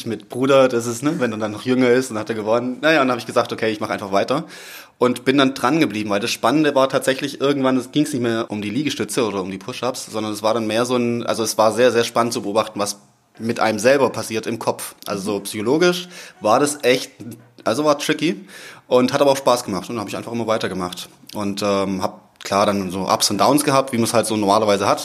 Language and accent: German; Southern Germany, Germany; accent: southern; now in Cologne, Germany; vom Background her komme ich aus dem Süden, das wird man wahrscheinlich immer wieder mal zwischendurch hören